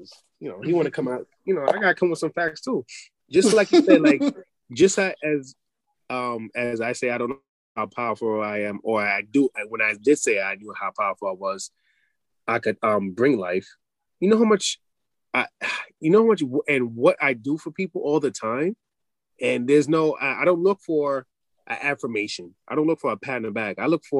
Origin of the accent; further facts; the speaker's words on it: Poughkeepsie, New York, United States; my parents kind of took me out of the hood and put me upstate in Poughkeepsie, in the suburbs, for people who don't know.